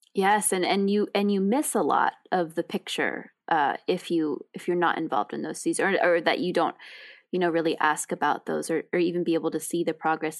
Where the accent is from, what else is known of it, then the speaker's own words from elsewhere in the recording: New York City, New York, United States; I grew up in New York City